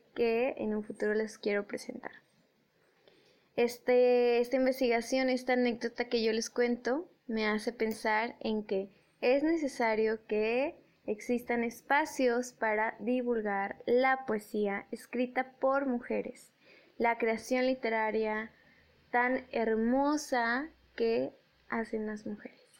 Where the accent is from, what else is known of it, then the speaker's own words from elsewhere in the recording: Mexico; aquí en, aquí en mi país